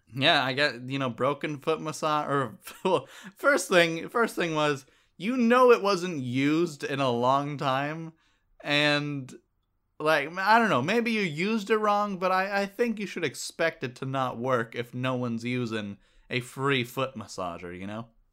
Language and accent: English; Northern California, United States; I'm from Northern California too